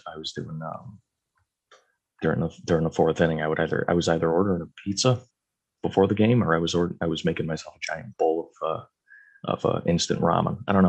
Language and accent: English; Connecticut, United States; I'm from Connecticut